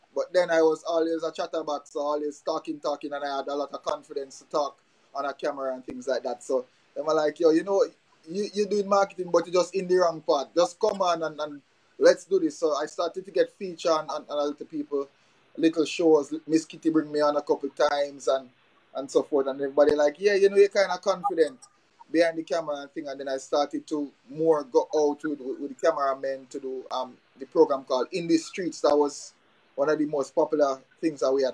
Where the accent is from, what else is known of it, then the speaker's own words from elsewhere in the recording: Jamaica; now in Dominica; growing up in Jamaica